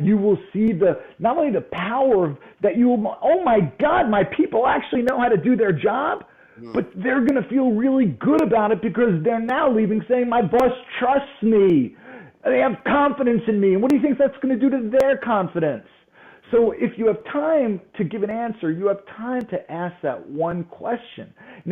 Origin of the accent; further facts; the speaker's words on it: New York, United States; I'm from New York.